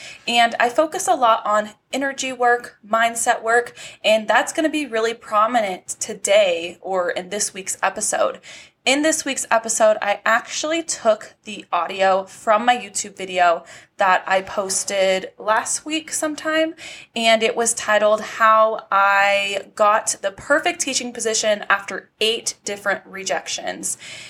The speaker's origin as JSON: {"language": "English", "region": "California", "country": "United States", "tie": "born or raised there", "lives_now": "Nevada, United States", "said": "I was born and raised in California, but obviously, you know, the universe had bigger plans for me, and it like pushed me out. It pushed me out into Nevada."}